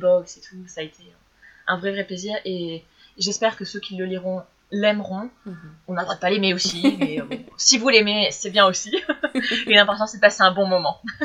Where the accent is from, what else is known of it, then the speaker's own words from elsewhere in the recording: France; quand on est français